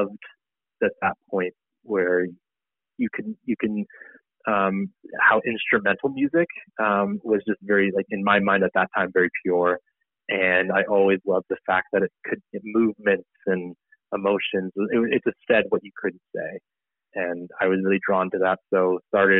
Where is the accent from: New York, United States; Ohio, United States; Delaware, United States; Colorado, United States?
Colorado, United States; Denver; also born or lived in Durango, Colorado / Boulder, Colorado; I grew up all in Colorado, but I, you know, did some growing up in Durango, which is near the Four Corners area, and then mainly in Denver